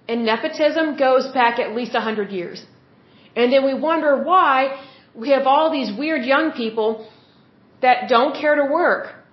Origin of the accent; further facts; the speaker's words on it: Oklahoma, United States; I'm from Oklahoma, which is the Bible Belt.